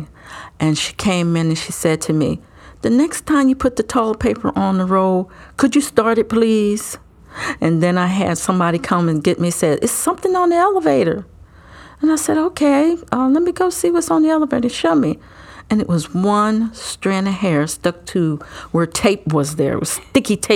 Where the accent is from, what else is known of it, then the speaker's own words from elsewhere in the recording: Delaware, United States; I was born and raised in Delaware, went to school here and graduated